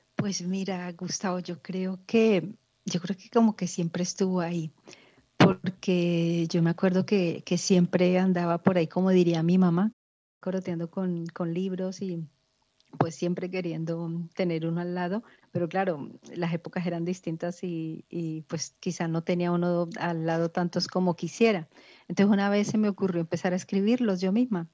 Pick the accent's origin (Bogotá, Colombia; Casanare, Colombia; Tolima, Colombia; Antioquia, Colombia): Tolima, Colombia; Ibagué; moved away as an adult; now in Spain; mi ciudad natal, que es Ibagué, Tolima, en Colombia